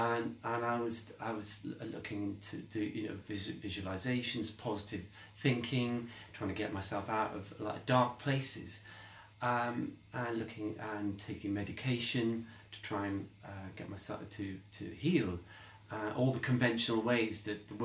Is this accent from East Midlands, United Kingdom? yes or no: yes; Derby, East Midlands, United Kingdom; moved away; my hometown in Derby, which is where I lived before